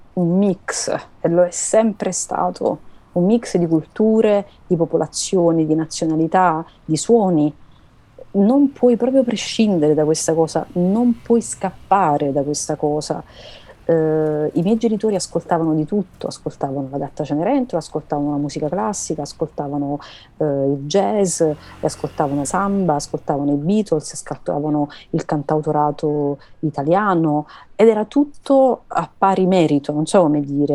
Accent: Naples, Campania, Italy; da napoletana sono tutto il contrario di tutto.

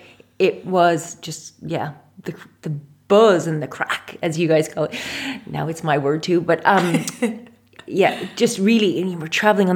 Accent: Saskatoon, Saskatchewan, Canada; moved away as an adult; now in Ireland; I was born and bred in Saskatoon, Saskatchewan

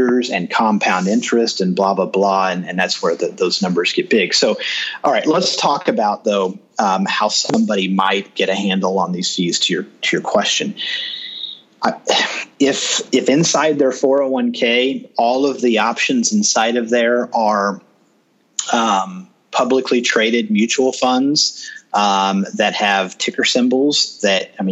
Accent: Kansas City, Missouri, United States; I'm in Kansas City, and American Century is in my hometown

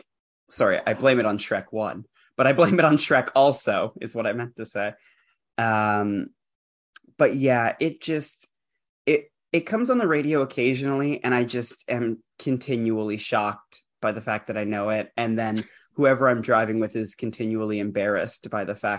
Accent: Canada; I grew up in Canada.

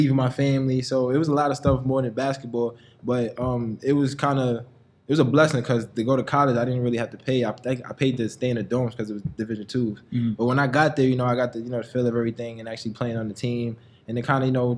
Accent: New York City, New York, United States; also born or lived in Brooklyn, New York City; I grew up in the Bronx.

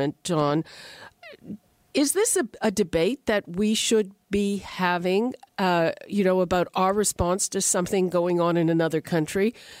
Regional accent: Quebec, Canada; moved away; I grew up in Quebec, it's a different place

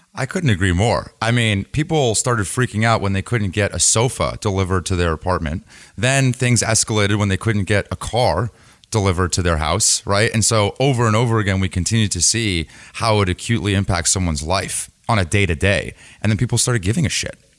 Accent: San Diego, California, United States; I grew up in San Diego

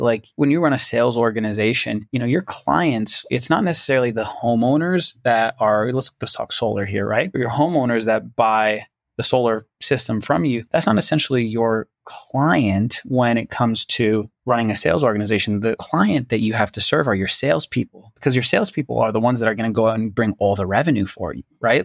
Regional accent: Toronto, Ontario, Canada; moved away; I'm originally from Toronto, Canada, so my family lived in Toronto

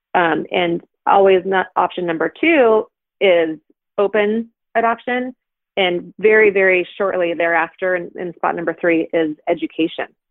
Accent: Pacific Northwest, United States; we are liberal folk from the Pacific Northwest

